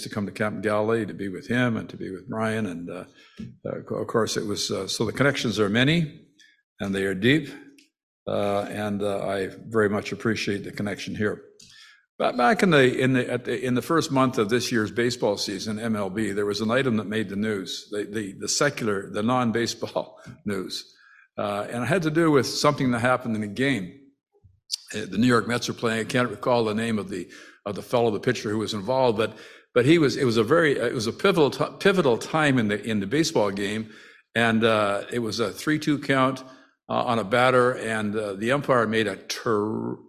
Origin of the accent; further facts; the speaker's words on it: Timmins, Ontario, Canada; I come from Timmins. I was born in Timmins